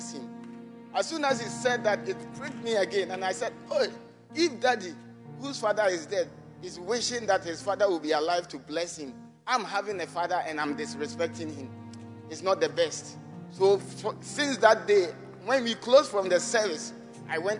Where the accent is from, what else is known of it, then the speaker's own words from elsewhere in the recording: Amanokrom, Eastern Region, Ghana; I'm from Amanokrom constituency